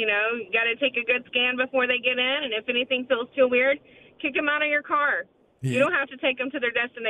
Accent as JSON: {"language": "English", "region": "the South", "country": "United States", "said": "us from the South."}